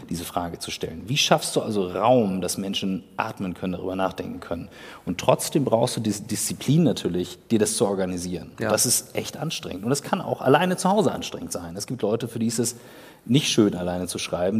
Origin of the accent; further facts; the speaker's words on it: Kiel, Schleswig-Holstein, Germany; bei uns in Kiel